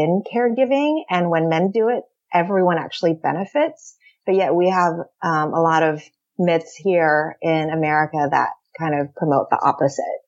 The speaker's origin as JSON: {"language": "English", "town": "San Francisco", "region": "California", "country": "United States", "tie": "born or raised there", "said": "I am born and raised in San Francisco"}